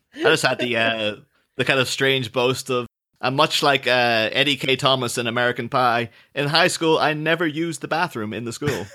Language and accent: English; Ireland; I'm not English, I'm Irish.